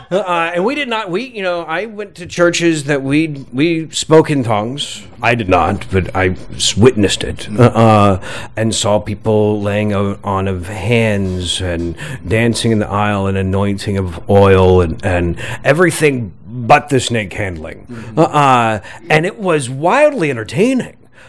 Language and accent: English; the South, United States; now in New York, United States; growing up in the South